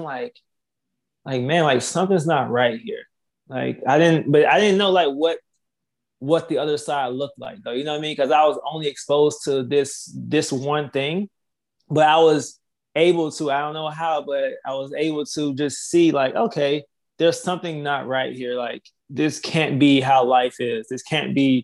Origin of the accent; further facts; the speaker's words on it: Laurel, Mississippi, United States; I'm originally from Laurel, Mississippi